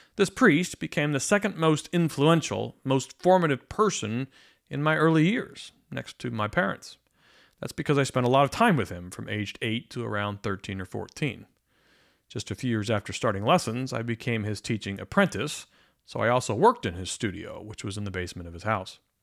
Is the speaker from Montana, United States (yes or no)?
no; Pennsylvania, United States; I grew up in Pennsylvania